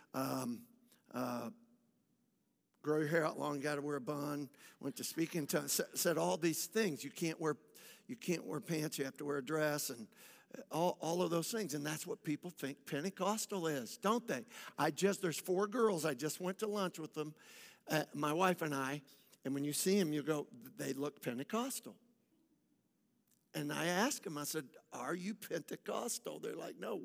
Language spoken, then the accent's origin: English; Michigan, United States; moved away; also born or lived in West Palm Beach, Florida; I lived in Michigan. I grew up in Michigan.